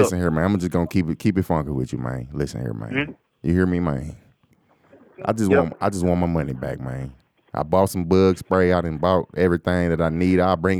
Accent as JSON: {"language": "English", "town": "Southfield", "region": "Michigan", "country": "United States", "tie": "born or raised there", "said": "I grew up in Southfield, so I don't have."}